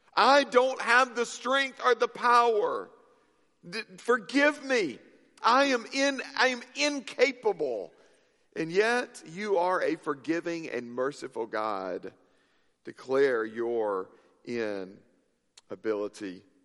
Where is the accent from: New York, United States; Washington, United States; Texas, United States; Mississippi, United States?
Mississippi, United States; moved away; I grew up in Mississippi